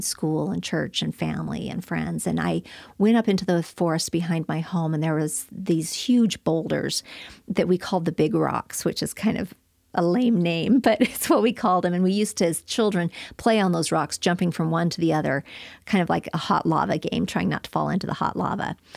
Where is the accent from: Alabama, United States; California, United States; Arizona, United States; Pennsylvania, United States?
Arizona, United States; Flagstaff; I was growing up in Flagstaff, Arizona, and I had an idyllic childhood